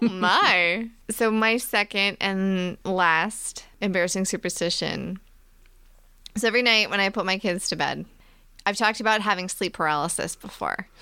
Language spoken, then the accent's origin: English; Virginia, United States; Virginia, which is where we're from